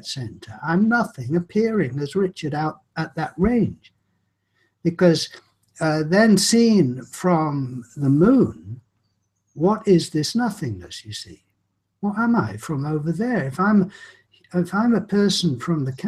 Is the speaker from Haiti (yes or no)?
no; England, United Kingdom; I'm English